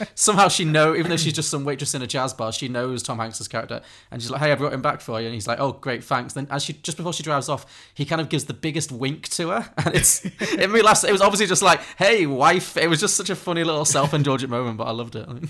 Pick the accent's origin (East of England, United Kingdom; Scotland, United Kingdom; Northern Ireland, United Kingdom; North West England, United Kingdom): North West England, United Kingdom; Liverpool; I grew up in Liverpool